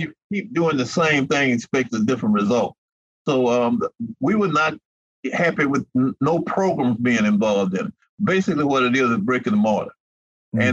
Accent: Mobile, Alabama, United States; ever since I've lived in Mobile and I was born in Mobile

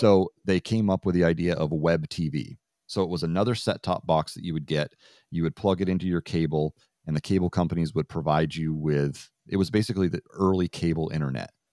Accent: Vermont, United States; growing up in Vermont

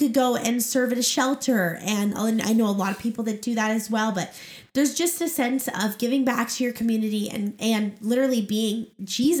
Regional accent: Oregon, United States; now in Arizona, United States; both Jordan and I grew up in Oregon

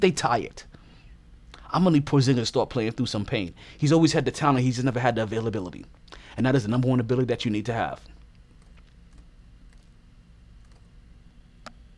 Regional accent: United States

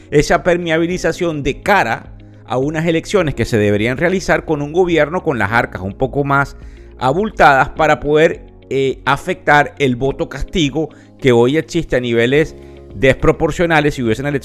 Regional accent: Venezuela; a menos que como venezolanos nos pongamos de acuerdo con todo el dolor de toda la gente que ha entregado su vida

